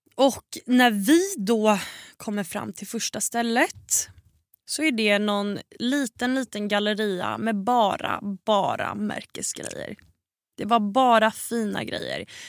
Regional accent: Sweden; hemma i Sverige

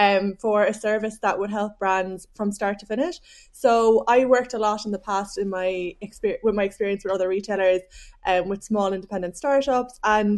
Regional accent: Cork, Munster, Ireland; accent: Cork; now in Dublin, Ireland; I am. I don't know if I've lost my Cork accent. I've been living in Dublin for so long.

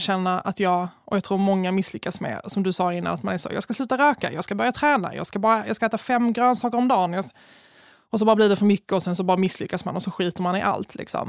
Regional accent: Malmö, Skåne, Sweden; jag är ju från Malmö

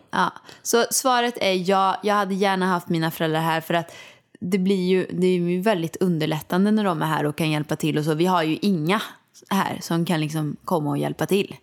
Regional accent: Åmål, Västra Götaland, Sweden; moved away as an adult; now in Stockholm, Sweden; jag kommer inte flytta hem till Åmål

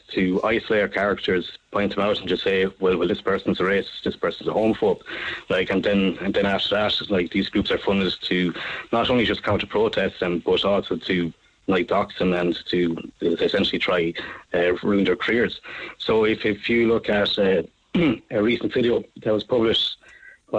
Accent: Ireland; as an Irishman

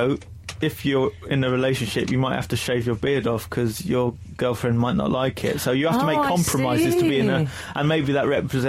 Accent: England, United Kingdom; I said I'm English

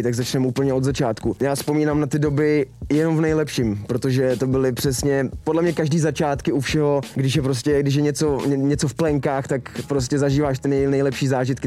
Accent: Czechia; u nás v Čechách

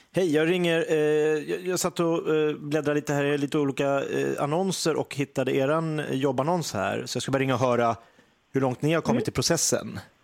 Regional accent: Järfälla, Stockholm County, Sweden; also born or lived in Sundsvall; now in Gävle, Sweden; jag är uppvuxen, eh, i Järfälla utanför Stockholm

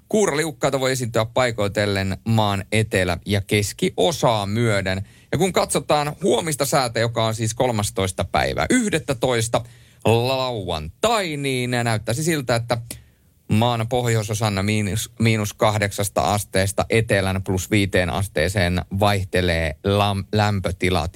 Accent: Rovaniemi, Lapland, Finland; accent: Lapland dialect; moved away; also born or lived in Helsinki; muutin Rovaniemeltä Helsinkiin, niin – äh, vielä kun puhuin letkeämpää, rennompaa ja leveämpää Lapin murretta

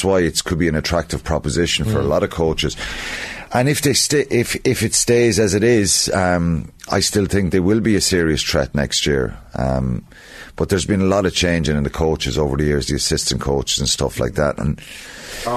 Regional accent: Ireland; as Irish people

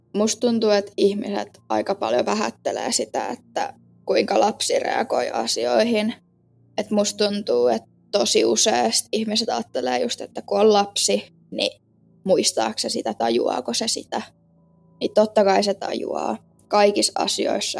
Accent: Kotka, Kymenlaakso, Finland; born or raised there; also born or lived in Kouvola

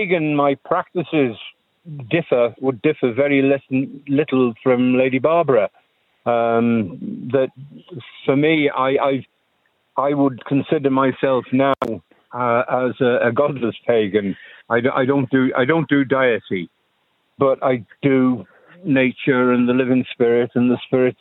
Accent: Isle of Man; now in Ireland; I grew up in the Isle of Man

